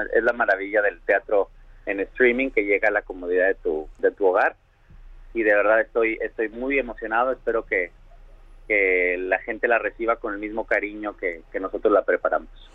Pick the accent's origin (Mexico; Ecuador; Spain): Mexico; Monterrey, Nuevo León; now in New York, United States; regresar a mi a mi casa que me vio nacer, regresar a, México, a Monterrey